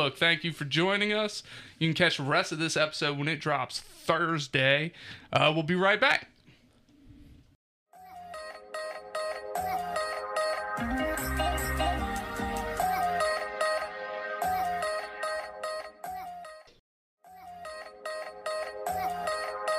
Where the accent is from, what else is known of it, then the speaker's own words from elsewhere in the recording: Midwest, United States; I'm not even from the South, though. I'm from the Midwest